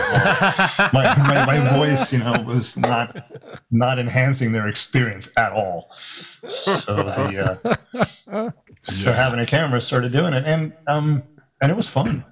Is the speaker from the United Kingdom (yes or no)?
no; South Africa; now in United States; I grew up in South Africa, and when before we moved to America